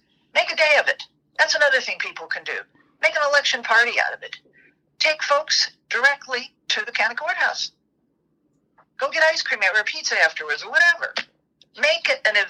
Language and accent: English; Tennessee, United States; My home state of Tennessee